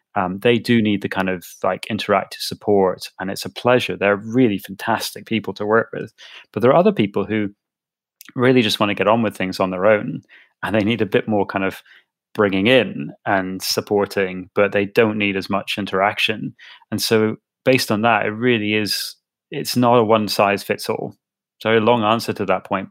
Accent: Edinburgh, Scotland, United Kingdom; I grew up in Edinburgh

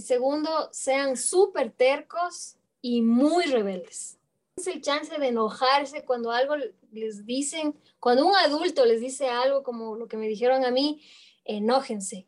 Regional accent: Ecuador; moved away as an adult; also born or lived in Mexico / Europe; me empuja de nuevo hacia Ecuador. Mm. Dije, no, yo para estar viviendo así, me regreso a mi chosita me regreso a mi tierra.

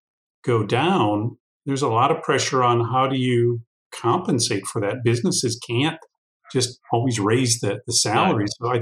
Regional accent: United States; I, as a American

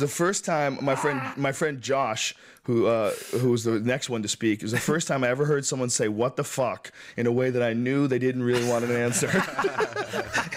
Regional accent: Boston, Massachusetts, United States; I grew up in Boston

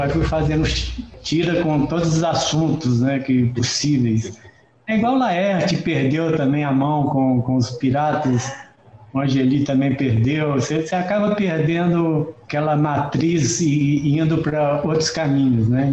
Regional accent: Esmeraldas, Minas Gerais, Brazil; Estou aqui em Esmeraldas, que é a cidade onde eu nasci e vivi até os 18 anos de idade.

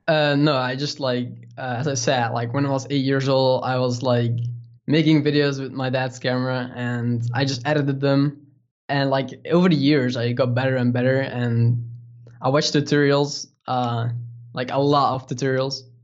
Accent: Netherlands; English is a second language; we're from the Netherlands

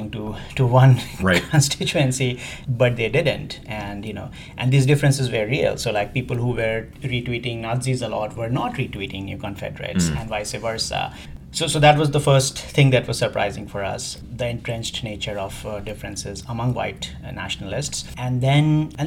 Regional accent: India; moved away as an adult; also born or lived in England / Middle East; I'm from India originally.

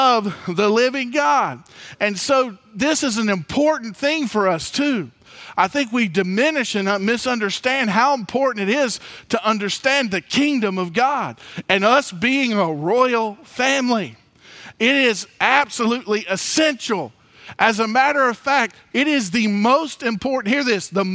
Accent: Mobile, Alabama, United States; also born or lived in Theodore, Alabama; I grew up in Mobile

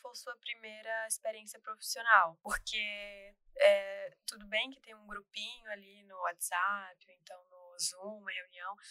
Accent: Salvador, Bahia, Brazil; moved away as an adult; now in São Paulo, Brazil; eu me mudei para São Paulo, porque eu não sou daqui, eu sou de Salvador.

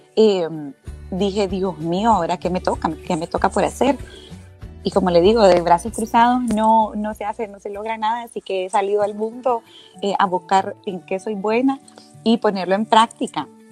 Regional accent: Honduras

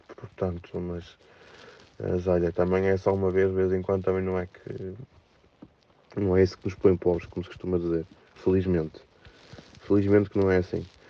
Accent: Felgueiras, Norte, Portugal; accent: nortenho; Eu falei que era é de Felgueiras

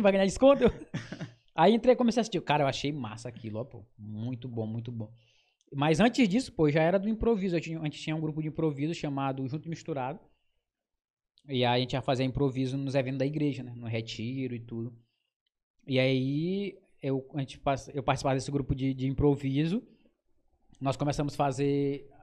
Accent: Cururupu, Maranhão, Brazil; moved away; also born or lived in Pinheiro / Rio de Janeiro / São Luís; eu sou da Ilha dos Lençóis, de Cururupu. E aí eu nasci lá

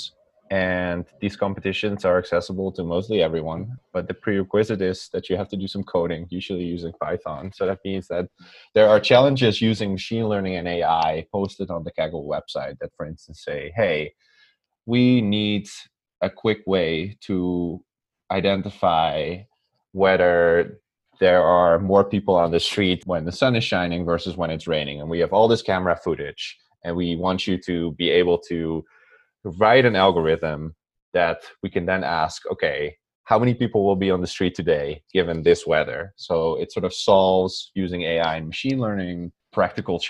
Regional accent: Netherlands; English is a second language; moved away as an adult; also born or lived in Amsterdam / Yale, New Haven, United States; So I'm from the Netherlands, and as some people sometimes notice, I have an accent. They can't always place it, but I do. So I'm from the Netherlands originally.

